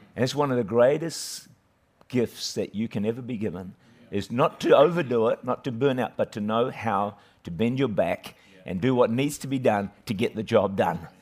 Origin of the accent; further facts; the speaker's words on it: Auckland, New Zealand; I was raised uh, in the middle of town in Auckland there, great city of Auckland, great nation of New Zealand